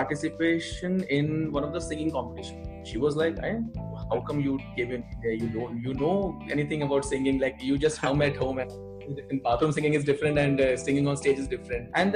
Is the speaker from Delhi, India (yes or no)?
no; Bhopal, Madhya Pradesh, India; moved away as an adult; now in Mumbai, India; I was born and brought up in Bhopal. It's a capital city of Madhya Pradesh state.